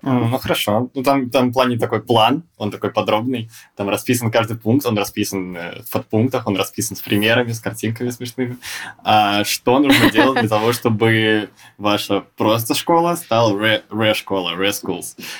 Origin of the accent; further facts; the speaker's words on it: Saint Petersburg, Russia; я тоже из Санкт-Петербурга